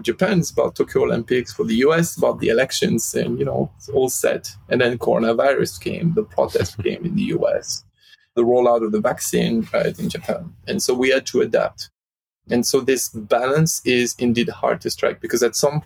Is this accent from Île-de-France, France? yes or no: no; Lyon, Auvergne-Rhône-Alpes, France; moved away; based in France, in my hometown in Lyon